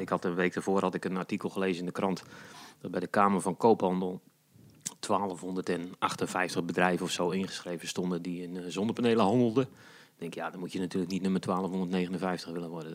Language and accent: Dutch; Kraggenburg, Flevoland, Netherlands; now in Almere, Netherlands; ik ben geboren en getogen in Krachenburg. Dat is een heel mooi plaatsje in de Noordoostpolder